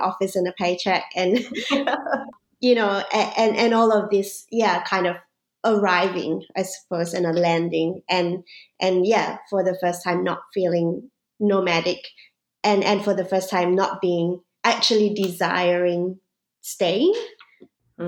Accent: Singapore; now in Melbourne, Australia; I grew up even in Singapore as a mixed race kid.

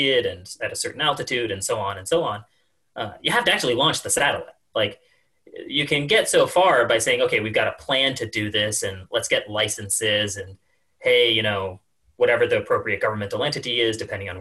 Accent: the American West, California, United States; also born or lived in Colorado; I grew up in the American West and in California and spent a lot of time in Colorado

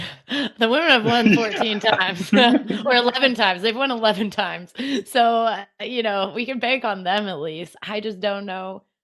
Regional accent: Canada; we are Canadian.

